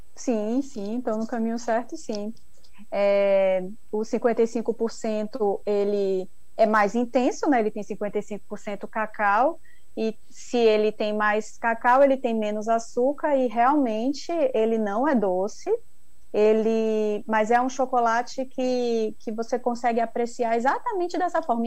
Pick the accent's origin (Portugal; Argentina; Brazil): Brazil; Ilhéus, Bahia; eu sou publicitária formada, sou de Ilhéus